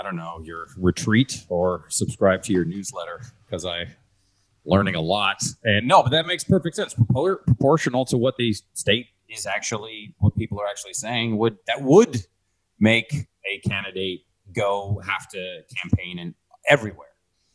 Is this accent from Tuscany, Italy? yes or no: no; Rome, Lazio, Italy; born there; I was born in Rome, Italy, and to an American and to a Canadian.